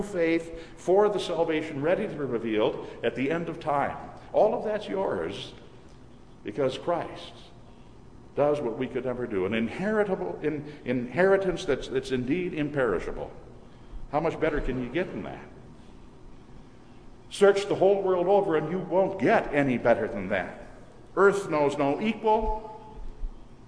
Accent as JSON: {"language": "English", "region": "Minnesota", "country": "United States", "tie": "born or raised there", "moved": "yes", "said": "my wife and I will be returning to Minnesota to visit my mother. Whenever during the past few years I've returned to my hometown"}